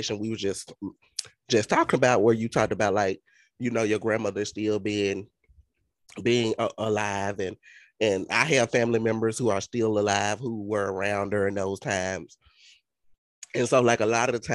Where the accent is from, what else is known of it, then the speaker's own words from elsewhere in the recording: Mississippi, United States; we're from Mississippi. And being that we're from Mississippi